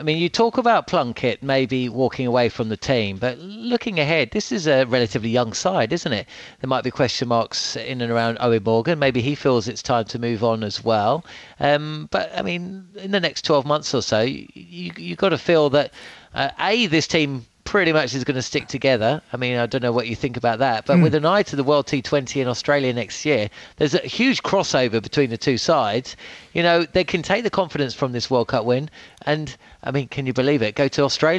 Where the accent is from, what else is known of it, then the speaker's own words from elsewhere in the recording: England, United Kingdom; being English